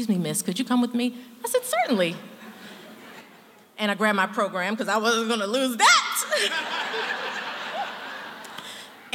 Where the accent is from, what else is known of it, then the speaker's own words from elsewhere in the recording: Baltimore, Maryland, United States; I'm from Baltimore